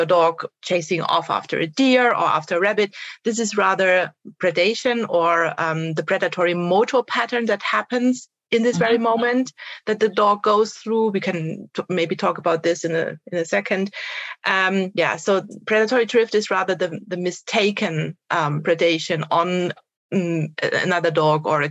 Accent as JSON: {"language": "English", "country": "Germany", "said": "I'm from Germany."}